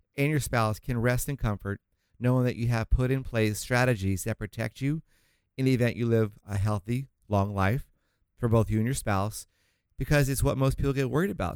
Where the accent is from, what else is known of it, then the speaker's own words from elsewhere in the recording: Florida, United States; now in Orange County, California, United States; I'm from Florida originally